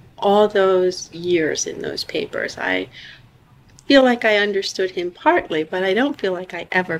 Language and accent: English; Vineland, New Jersey, United States; We grew up in Vineland, New Jersey. We grew up with our father's family, Italian Americans. We're the granddaughters of immigrants.